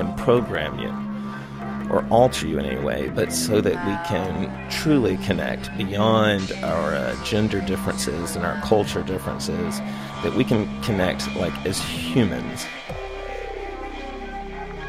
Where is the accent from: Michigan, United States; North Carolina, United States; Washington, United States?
North Carolina, United States; Charlotte; I was born in Charlotte, North Carolina